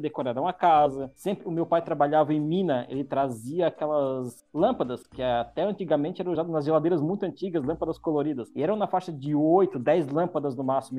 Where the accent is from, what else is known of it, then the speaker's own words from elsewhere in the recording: Santa Catarina, Brazil; eu moro em Criciúma, sou de Santa Catarina, sul do Brasil